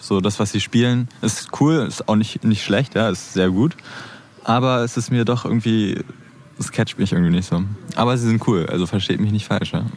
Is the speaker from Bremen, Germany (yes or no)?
no; Berlin, Germany; also born or lived in Neukölln, Berlin; Born bin ich sogar auch hier in, in Neukölln, ja, aber auch aufgewachsen in, in Kreuzberg